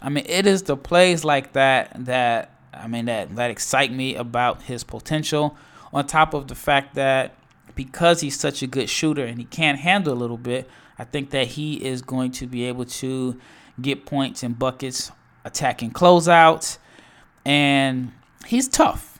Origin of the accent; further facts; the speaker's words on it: Nebraska, United States; I am from Nebraska